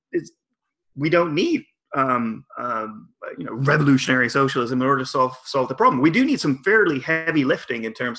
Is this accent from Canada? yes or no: yes; Victoria, British Columbia, Canada; I went to two global climate strike actions in my hometown.